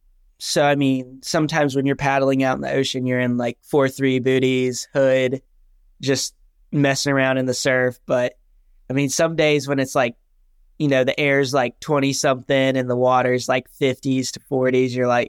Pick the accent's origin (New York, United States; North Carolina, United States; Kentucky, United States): North Carolina, United States; Wilmington; I'm from Wilmington, North Carolina, so East Coast. Love it here.